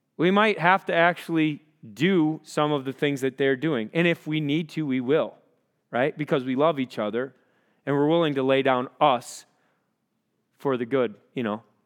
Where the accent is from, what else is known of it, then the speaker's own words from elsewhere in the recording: Rochester, Minnesota, United States; I grew up in Rochester, Minnesota